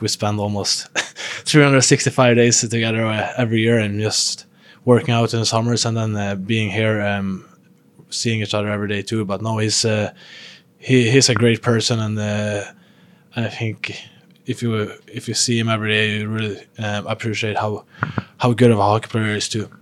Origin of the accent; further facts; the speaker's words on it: Sweden; moved away as an adult; I came from, from living with, still living with my parents back home in Sweden. Um, still living in my hometown